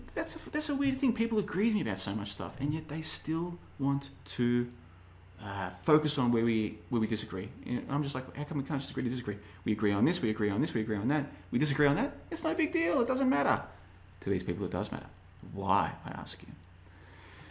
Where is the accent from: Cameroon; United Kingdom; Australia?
Australia; moved away; I'm from Australia originally.